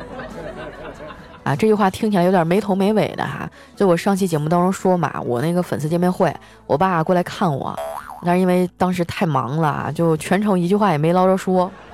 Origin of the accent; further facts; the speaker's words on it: Northeast China, China; now in Shanghai, China; 我爸妈退休以后啊，是想在老家安度晚年的，结果前几年我生了一场大病啊，老两口就背井离乡啊，来到上海照顾我了